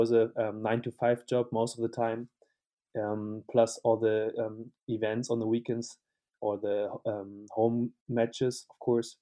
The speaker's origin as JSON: {"language": "English", "town": "Hanover", "region": "Lower Saxony", "country": "Germany", "also_born_or_lived": "Leeuwarden, Netherlands / Madrid, Spain", "moved": "as an adult", "lives_now": "Cologne, Germany", "said": "from Hanover, Northern Germany"}